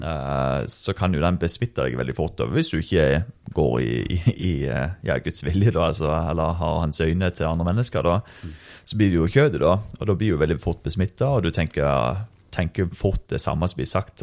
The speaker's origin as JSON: {"language": "Norwegian", "country": "Norway", "said": "jeg er norsk."}